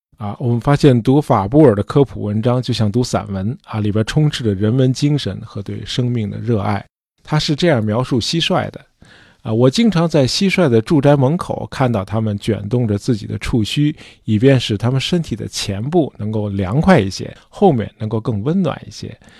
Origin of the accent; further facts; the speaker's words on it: China; 我们中国人